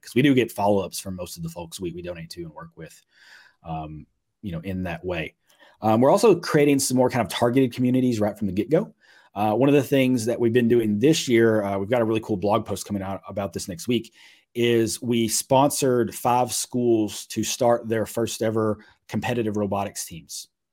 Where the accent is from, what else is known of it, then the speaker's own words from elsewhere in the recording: Mayfield, Kentucky, United States; moved away; I was born there, grew up there